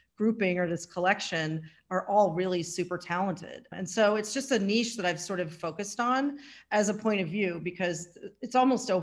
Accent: Midwest, United States; moved away as an adult; also born or lived in Cincinnati, Ohio / New York City; now in Woodstock area, United States; I'm from the Midwest originally.

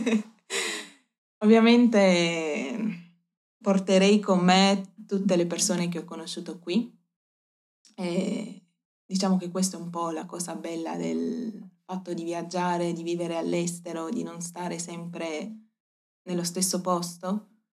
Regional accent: Apulia, Italy; moved away as an adult; also born or lived in Davis, California, United States; now in Uruguay; io sono della Puglia, del sud Italia

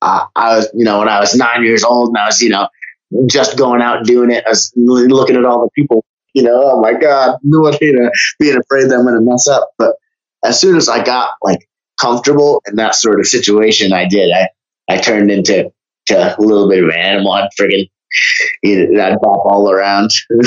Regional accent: Vermont, United States; Oh man, I was a very quiet and anxious child in public, but as soon as I got home, I turned into that eccentric sort of freak.

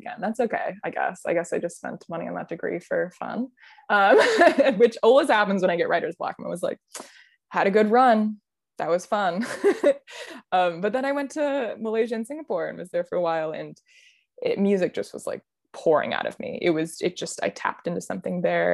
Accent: Midwest, United States; moved away; I grew up in the Midwest

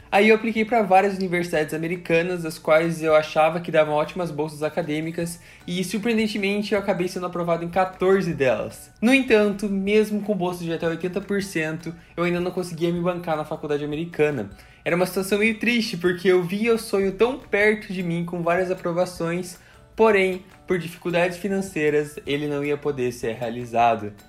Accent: Curitiba, Paraná, Brazil; also born or lived in Foz do Iguaçu, Paraná; now in Florida, United States; Eu nasci em Foz do Iguaçu, no Paraná, em 99, me mudei para Curitiba quando eu tinha 5 anos de idade

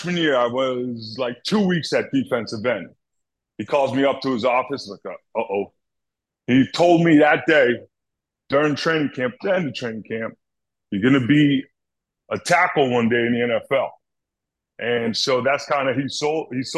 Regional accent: Boston, Massachusetts, United States; I'm from Boston

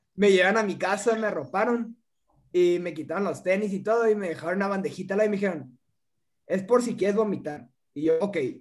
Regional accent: Mexico; soy de aquí, no, soy mexicano

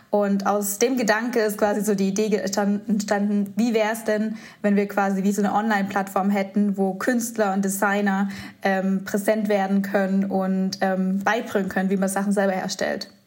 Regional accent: Göppingen, Baden-Württemberg, Germany; moved away as an adult; now in Stuttgart, Germany; Wir kommen aus äh, Göppingen

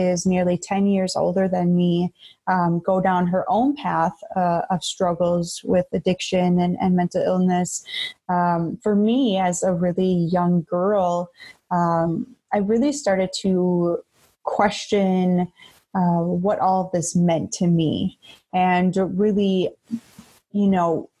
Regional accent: Beaver Dam, Wisconsin, United States; I come from a small rural town in Wisconsin. I was born and raised in Beaver Dam.

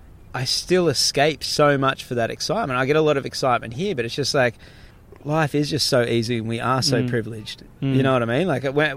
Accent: Australia; accent: Australian (bogan); I notice that my accent, or like my, I really noticed my Australiana might be the word really comes out in those times.

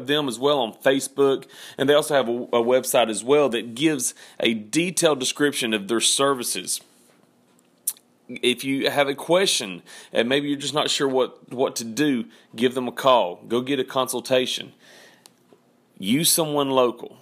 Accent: Georgia, United States; I'm from Georgia.

